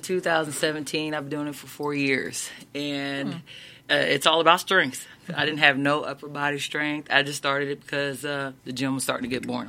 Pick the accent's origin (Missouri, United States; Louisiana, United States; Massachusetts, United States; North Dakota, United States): Missouri, United States; Troy; my hometown, Troy